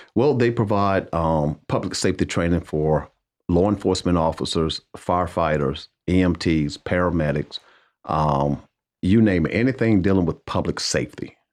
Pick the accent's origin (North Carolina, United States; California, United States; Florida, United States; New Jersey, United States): North Carolina, United States; Wadesboro; growing up in Waysboro